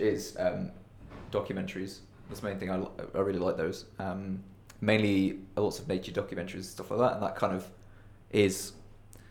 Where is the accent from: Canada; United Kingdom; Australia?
United Kingdom; Growing up in quite a rural, suburban part of the UK